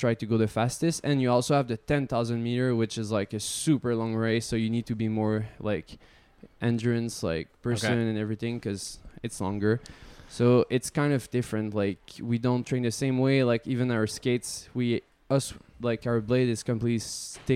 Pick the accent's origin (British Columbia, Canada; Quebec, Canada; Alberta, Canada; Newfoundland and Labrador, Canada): Quebec, Canada; Montreal; I was from Montreal